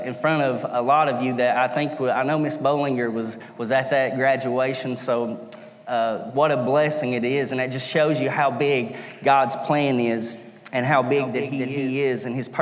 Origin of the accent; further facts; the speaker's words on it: Stinking Creek, United States; I'm originally from Stinking Creek, where I'm from. So there is a lot of culture there to learn about, and there's a lot of history there. So I grew up as a little boy loving history